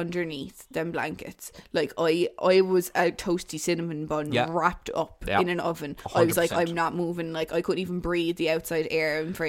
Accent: Waterford, Munster, Ireland; three women from Waterford, would you believe, where I'm actually from

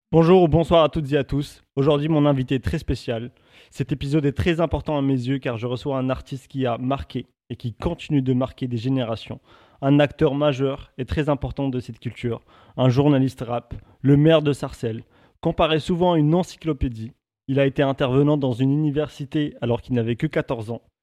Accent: Morocco; J'ai grandi au Maroc

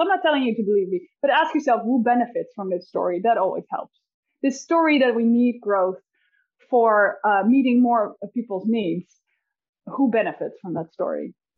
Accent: Netherlands; I'm from the Netherlands

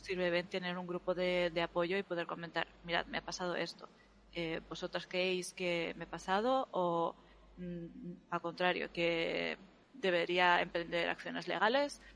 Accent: Spain; los españoles somos hispánicos o somos latinos

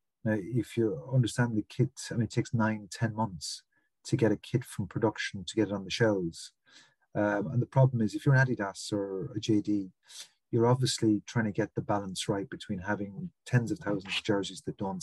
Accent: Limerick, Munster, Ireland; I'm from Limerick in the west of Ireland

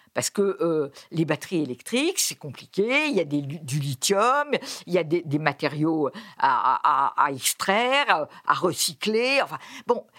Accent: France; chez nous, en France

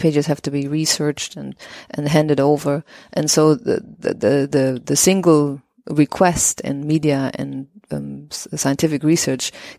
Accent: west of Germany near the Dutch border, western Germany, Germany; I grew up in the west of Germany near the Dutch border.

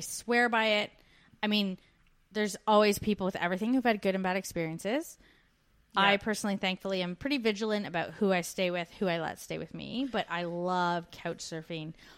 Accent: Canada; now in Australia

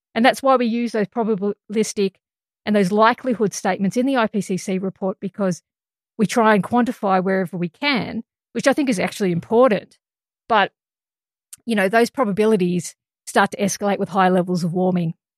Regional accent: Australia; And as an Australian scientist

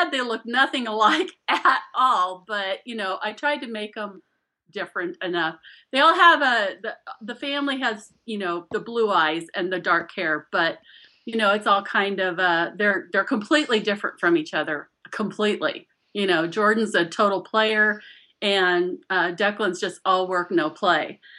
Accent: Scotland, United Kingdom; 20, yeah, I'm I'm Scottish, so I'm stubborn as hell.

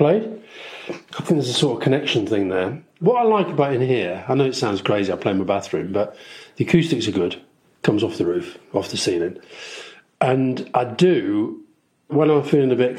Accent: Yorkshire and the Humber, United Kingdom; I grew up in Yorkshire

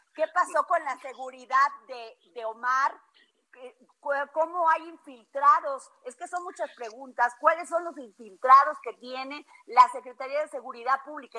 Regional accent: Veracruz, Mexico; yo soy veracruzana

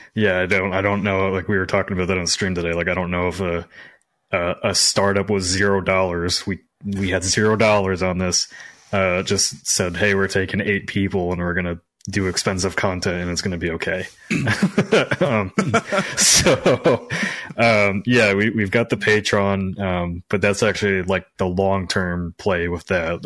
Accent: Midwest, United States; moved away; I came from the Midwest

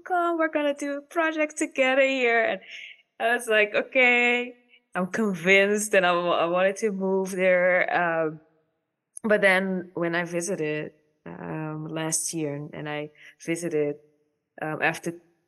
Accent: Caribbean Netherlands; now in Netherlands; I'm from the Caribbean and I've been here for 13 years now

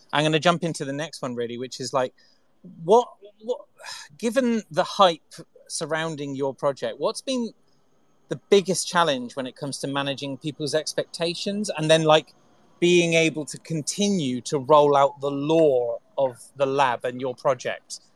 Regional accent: Salisbury, South West England, United Kingdom; I'm a southerner. I'm a I'm from Salisbury in England.

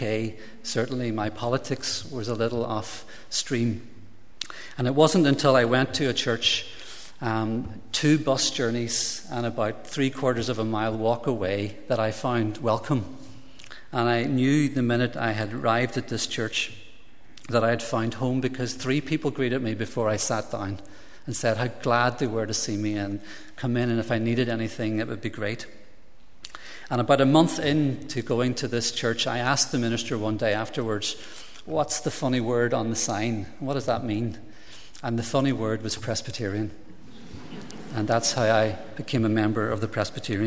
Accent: Derry, Northern Ireland, United Kingdom; I grew up in Shantallow in Derry in a nationalist-involved family

